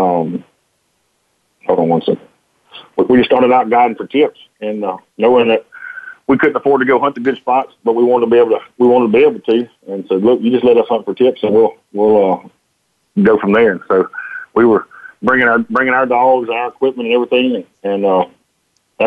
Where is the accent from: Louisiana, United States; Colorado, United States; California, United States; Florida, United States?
Louisiana, United States; Jonesville; I grew up here in Jonesville, and my family had a boat business.